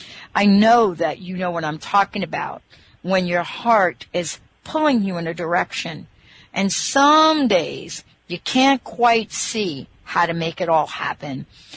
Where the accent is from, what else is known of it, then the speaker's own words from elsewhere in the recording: Bronx, New York, United States; When I was 5 years old, I grew up in the Bronx. When I was 5 years old, my dad introduced me to horseback riding in Van Cortlandt Park in the Bronx.